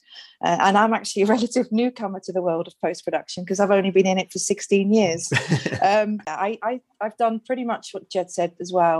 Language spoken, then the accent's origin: English; Netherlands; moved away; my background, I'm from Holland